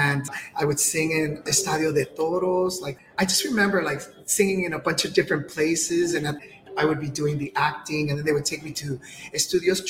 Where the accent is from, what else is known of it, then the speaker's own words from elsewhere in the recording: Los Angeles, California, United States; I was born here in Los Angeles. That makes me Chicano, first generation